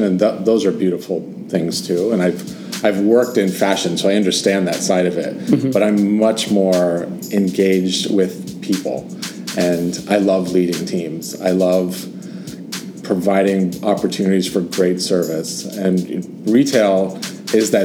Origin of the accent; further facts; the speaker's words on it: California, United States; I'm from California, and I grew up in a family of construction